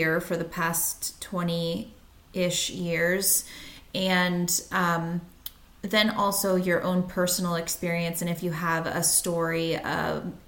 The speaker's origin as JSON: {"language": "English", "region": "Virginia", "country": "United States", "tie": "born or raised there", "moved": "yes", "lives_now": "New England, United States", "said": "I grew up in the South and I live in New England now, and it is almost unbearable sometimes when I go home to Virginia"}